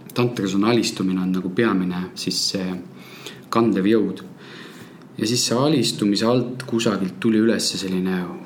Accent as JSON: {"language": "Estonian", "region": "Moscow", "country": "Russia", "tie": "born or raised there", "moved": "yes", "lives_now": "Tallinn, Estonia", "said": "minu sünnilinn Moskva"}